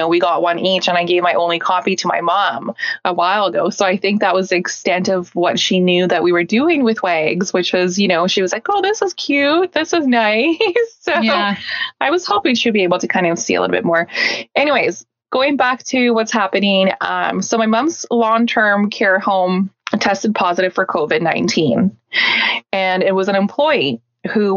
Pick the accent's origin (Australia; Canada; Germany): Canada; British Columbia; also born or lived in Siberia, Russia; we're from Canada